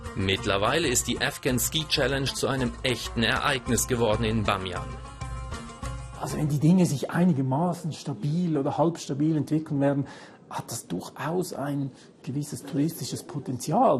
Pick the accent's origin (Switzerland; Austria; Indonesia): Switzerland; als Schweizer